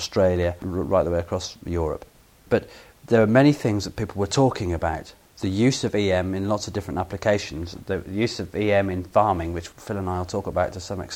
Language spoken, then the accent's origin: English; England, United Kingdom; as an Englishman